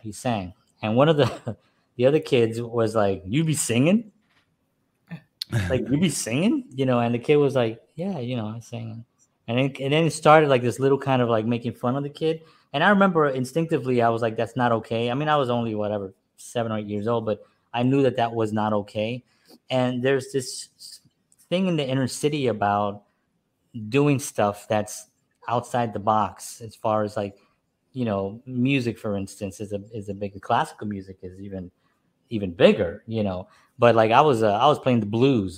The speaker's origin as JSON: {"language": "English", "town": "New York City", "region": "New York", "country": "United States", "said": "I grew up in a Spanish family. I'm from New York. I'm from the Bronx"}